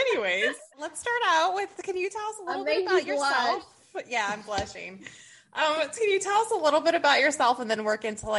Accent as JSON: {"language": "English", "region": "the North", "country": "United States", "said": "because I'm from the North, apparently I can't pronounce it"}